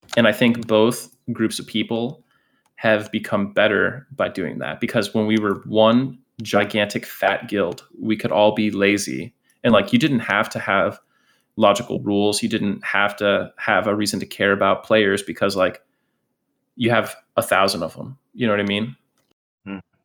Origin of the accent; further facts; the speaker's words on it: Scranton, Pennsylvania, United States; moved away; also born or lived in Orlando, Florida; I grew up originally in Pennsylvania, and then I moved to Orlando, Florida.